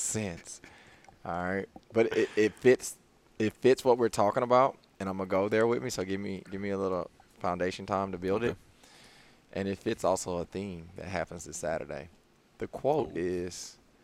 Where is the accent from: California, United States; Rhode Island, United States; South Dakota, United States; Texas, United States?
Texas, United States; Houston; I'm from Houston. I play collegiate ball in Houston.